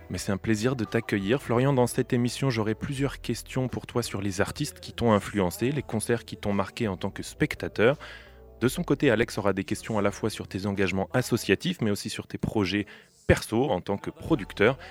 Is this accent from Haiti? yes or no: no; central France, France; je suis originaire du centre de la France